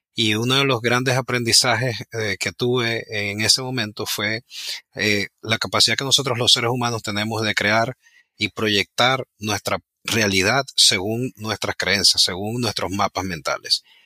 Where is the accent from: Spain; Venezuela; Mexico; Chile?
Venezuela; Ciudad Ojeda, Zulia; moved away as an adult; also born or lived in Maracaibo; now in United States; yo realmente nací en Maracaibo, pero desde muy pequeño me fui a vivir en una ciudad muy pequeña que se llama Ciudad Ojeda, que queda a una hora de Maracaibo